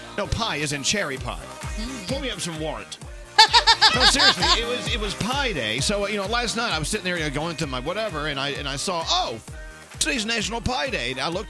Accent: McKinney, Texas, United States; moved away; the city where I was born and raised, or as I said earlier, reared.

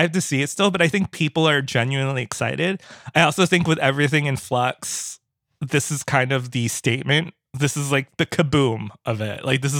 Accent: Philippines; I am a brown kid from I'm Filipino I'm a brown kid

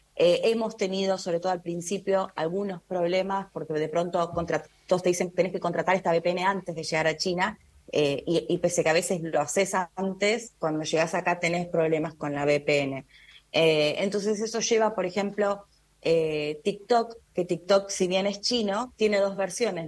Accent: Argentina

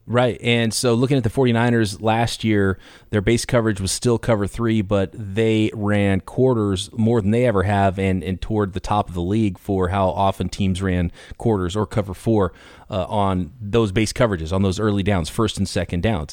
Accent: California, United States; I grew up in California

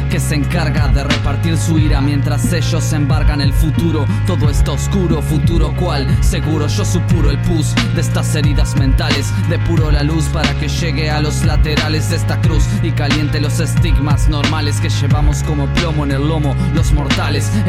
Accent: Gualeguaychú, Entre Ríos, Argentina; un rapero de la ciudad de Gualeguaychú.

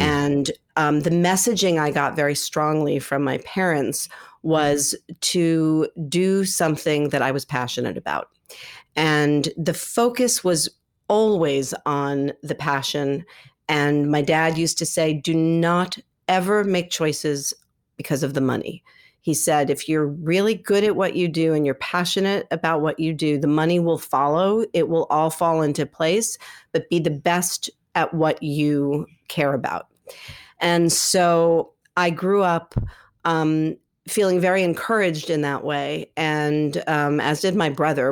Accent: New York City, New York, United States; I grew up here in New York City

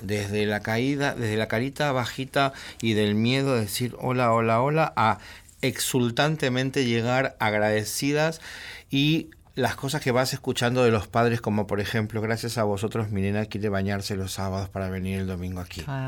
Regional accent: Argentina; somos argentinos

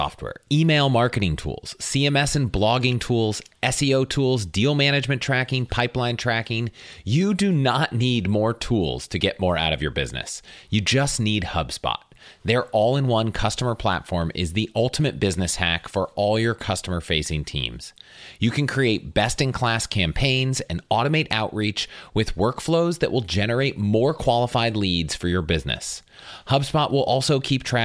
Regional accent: United States; also born or lived in St. Louis, Missouri; So my life growing up really was, you know, kind of outside of DC in the suburbs.

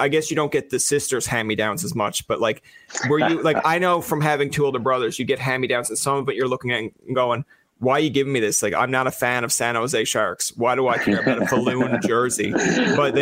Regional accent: St. John's, Newfoundland and Labrador, Canada; now in Witless Bay, Canada; I grew up in the Gules, but now I live in Whitless Bay

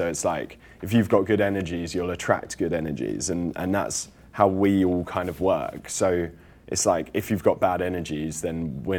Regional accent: St Ives, South West England, United Kingdom; now in London, United Kingdom; I'm from St Ives in Cornwall

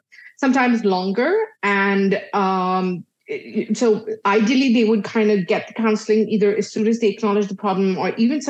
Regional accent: Dubai, United Arab Emirates; so I was born and brought up in Dubai, but I'm originally Indian. So my parents are Indian

